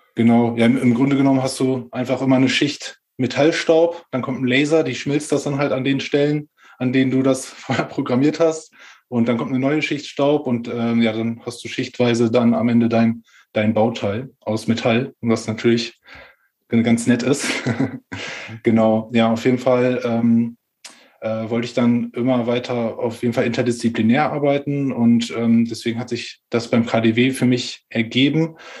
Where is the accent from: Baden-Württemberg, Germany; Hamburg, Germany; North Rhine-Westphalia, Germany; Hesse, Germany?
North Rhine-Westphalia, Germany; Ahaus; also born or lived in Magdeburg; ich komme äh, ursprünglich aus Ahaus, das ist im Münsterland